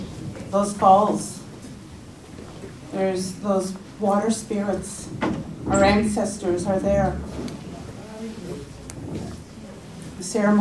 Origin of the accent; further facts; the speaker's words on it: Kitigan Zibi, Quebec, Canada; I am a proud Anishinaabe woman. … I am Turtle Clan from Kitigan Zibi.